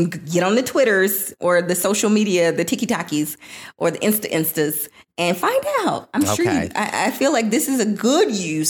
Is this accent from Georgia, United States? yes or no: no; Florida, United States; I am from Florida.